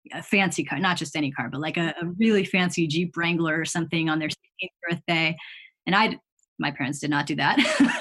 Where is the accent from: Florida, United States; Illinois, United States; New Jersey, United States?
Illinois, United States; Chicago; I grew up in the Chicago area